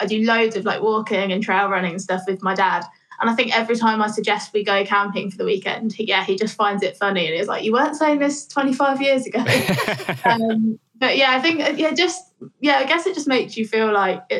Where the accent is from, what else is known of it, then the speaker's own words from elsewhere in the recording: Northampton, East Midlands, United Kingdom; now in Bristol, United Kingdom; I grew up there, in the middle of the Midlands, just in a pretty normal town, to be honest. There's not really much going on in Northampton